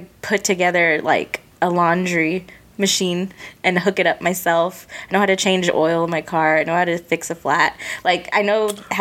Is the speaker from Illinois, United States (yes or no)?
no; Killeen, Texas, United States; also born or lived in Albuquerque, New Mexico; I'm from Killeen, Texas, although we moved there from Albuquerque, but I pretty much lived there my whole life.